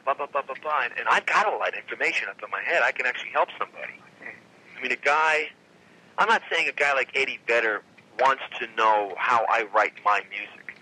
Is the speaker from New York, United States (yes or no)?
yes; New York, United States; we're from New York